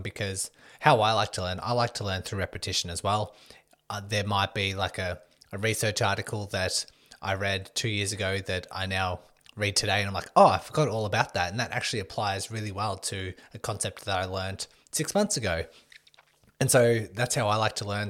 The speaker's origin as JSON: {"language": "English", "town": "Melbourne", "region": "Victoria", "country": "Australia", "said": "I am from Melbourne, Australia"}